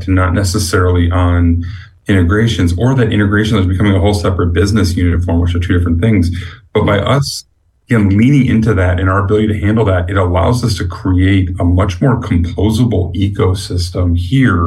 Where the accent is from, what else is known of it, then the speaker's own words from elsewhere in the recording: Chicago, Illinois, United States; moved away; I'm a Chicagoan by birth, so I'm betraying my roots